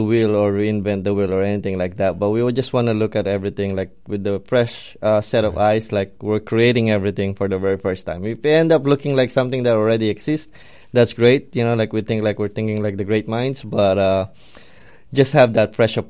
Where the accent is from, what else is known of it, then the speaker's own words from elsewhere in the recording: Philippines; moved away as an adult; now in Palm Beach County, United States; Yep, I was born and raised in the Philippines. I always like to share that I'm kind of raised on the streets because I traveled a lot. But born and raised there, but I grew up here in Palm Beach County for the most part of my adult